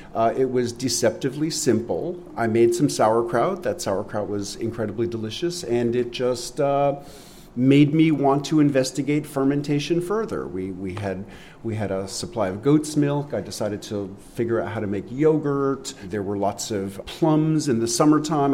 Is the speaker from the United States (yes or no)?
yes; New York City, New York, United States; moved away; I grew up in New York City and I was such a naive city kid